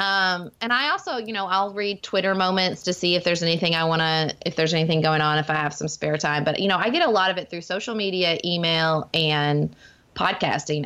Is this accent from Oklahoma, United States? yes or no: no; Paducah, Kentucky, United States; my hometown of Paducah where I'm raising my family